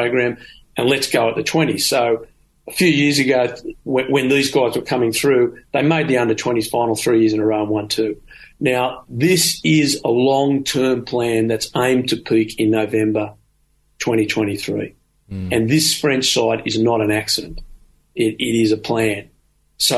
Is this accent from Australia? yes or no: yes; Australia; as an Australian.